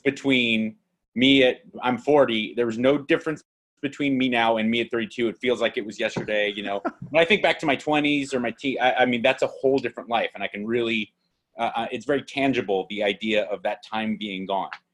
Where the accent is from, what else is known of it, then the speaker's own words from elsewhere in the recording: Los Angeles, California, United States; they go so where are you from i say